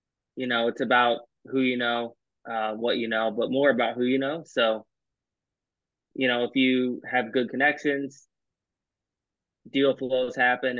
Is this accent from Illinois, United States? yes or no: no; by Cleveland, Ohio, United States; I'm from Ohio, by Cleveland, small little town